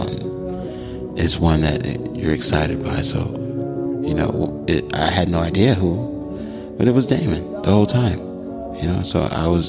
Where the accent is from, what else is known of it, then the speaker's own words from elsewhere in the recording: Chicago, Illinois, United States; Chicago, my hometown